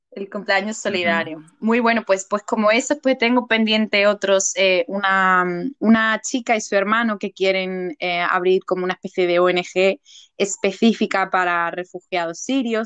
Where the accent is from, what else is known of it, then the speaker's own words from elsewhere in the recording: Seville, Andalusia, Spain; moved away as an adult; now in England; soy de Sevilla, soy del sur de España